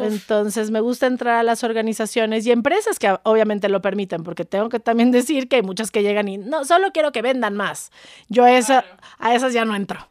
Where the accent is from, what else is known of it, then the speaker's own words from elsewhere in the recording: Mexico; soy mexicana, soy pocha, em, de mamá gringa, papá mexicano, y mm, amo mi país